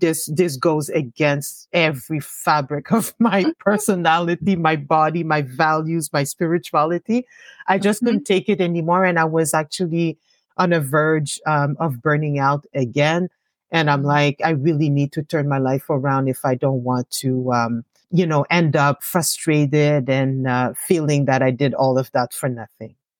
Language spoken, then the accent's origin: English; Gatineau, Quebec, Canada; also born or lived in Montreal; I was born in Montreal, but uh, my parents did not want to stay uh, hmm. too long in Montreal. So they decided to um, establish uh, themselves um, in Hull. So that's where I grew up.